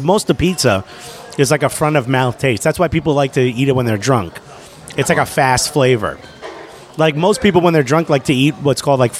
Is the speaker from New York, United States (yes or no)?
yes; New York City, New York, United States; I'm from Brooklyn.